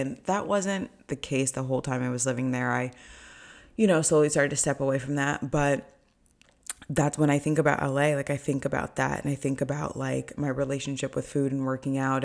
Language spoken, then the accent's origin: English; Orange County, California, United States; moved away as an adult; also born or lived in Los Angeles, United States; now in New York, United States; I grew up in Orange County